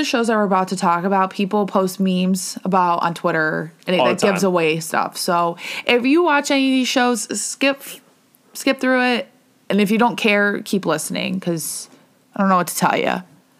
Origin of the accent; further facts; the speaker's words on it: Cleveland, Ohio, United States; we're from the Cleveland area